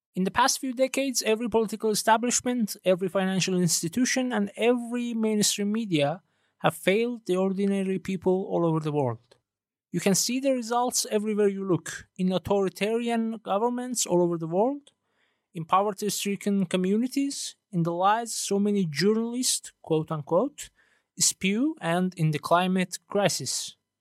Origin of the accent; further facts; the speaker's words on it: Iran; first language Persian; English is a second language; I'm originally from Iran and English isn't my native language